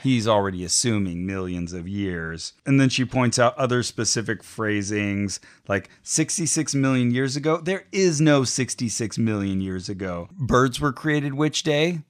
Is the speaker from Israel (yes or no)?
no; Santa Cruz, California, United States; I was raised in Santa Cruz